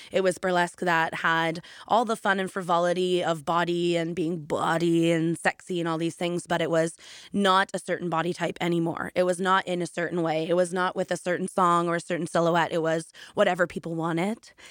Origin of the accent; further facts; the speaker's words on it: Canada; moved away as an adult; now in United Kingdom; I'm originally from Canada, and after I graduated college for music theater, I did do a few amazing jobs in Canada